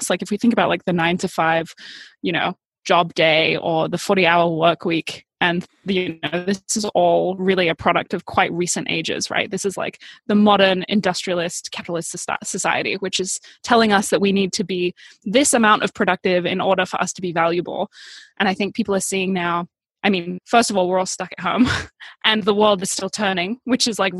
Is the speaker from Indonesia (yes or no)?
yes; Bali, Indonesia; now in United States; Like my whole life, as far as I can remember, has been surrounded by spiritual entrepreneur types growing up in Bali and then moving to the US